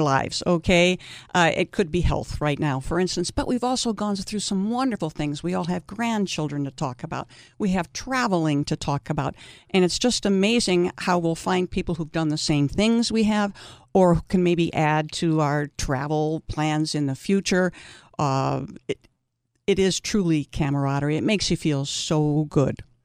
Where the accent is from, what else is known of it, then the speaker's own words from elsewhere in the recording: East Coast, United States; now in Saint George, United States; I grew up on the East Coast